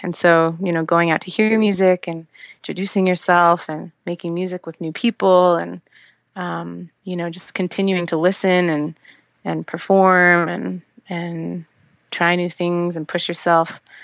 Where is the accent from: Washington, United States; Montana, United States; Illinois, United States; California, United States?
Washington, United States; Seattle; moved away as an adult; now in Los Angeles, United States; I grew up in Seattle, and that's on the West Coast